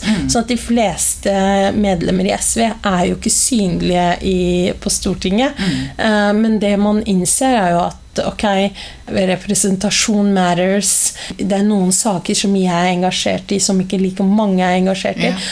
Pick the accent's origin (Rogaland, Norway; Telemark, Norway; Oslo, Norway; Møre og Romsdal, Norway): Oslo, Norway; ei jente fra Stovner